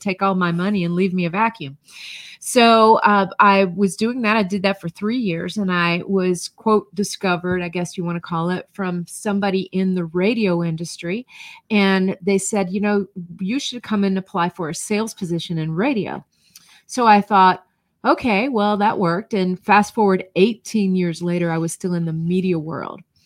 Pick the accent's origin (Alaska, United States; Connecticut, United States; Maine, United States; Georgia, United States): Georgia, United States; North; moved away as an adult; also born or lived in Florida / Ohio; I grew up in North Georgia